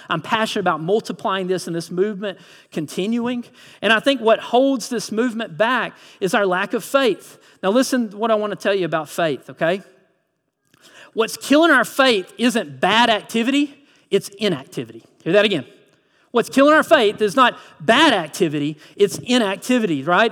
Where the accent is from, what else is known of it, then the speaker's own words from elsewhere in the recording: Lyons, Georgia, United States; I'm originally from Lyons, Vidalia area